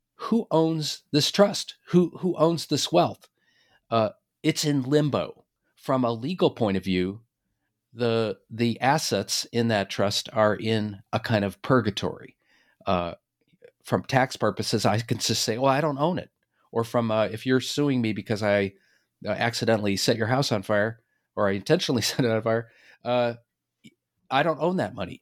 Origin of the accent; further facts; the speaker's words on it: Boston, Massachusetts, United States; I'm from Boston